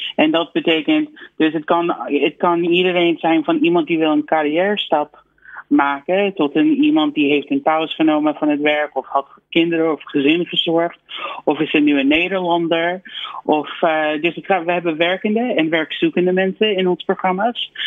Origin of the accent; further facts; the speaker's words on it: United States; Dutch is a second language; now in Netherlands; ik denk persoonlijk als, als Amerikaan